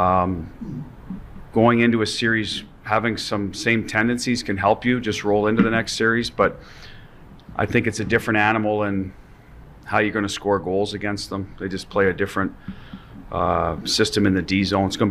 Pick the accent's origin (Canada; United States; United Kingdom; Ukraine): Canada; Just a Canadian